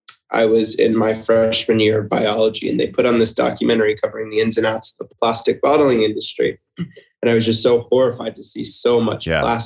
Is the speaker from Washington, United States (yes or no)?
yes; Seattle, Washington, United States; now in Melbourne, Florida, United States; growing up in Seattle, which was where I'm from originally